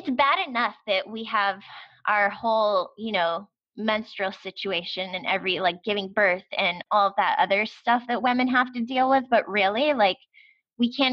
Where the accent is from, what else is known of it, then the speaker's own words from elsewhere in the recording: United States; as an American